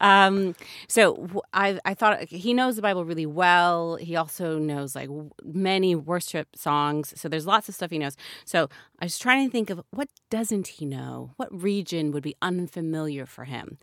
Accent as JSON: {"language": "English", "country": "United States", "said": "as an American"}